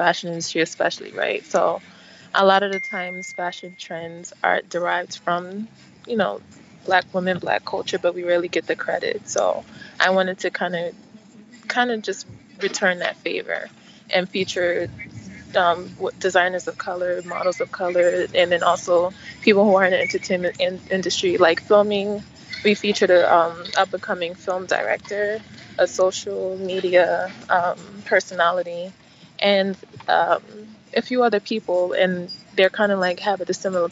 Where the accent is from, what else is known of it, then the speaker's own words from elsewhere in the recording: United States; also born or lived in Nigeria (parents); I'm a Nigerian American, so I was born here, but my parents are from Nigeria